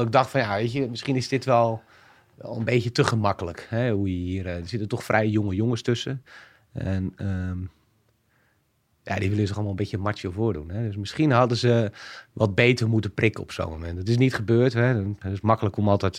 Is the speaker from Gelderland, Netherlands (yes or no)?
no; Alphen aan den Rijn, South Holland, Netherlands; inmiddels 40 jaar, eh, geboren in Alphen aan de Rijn.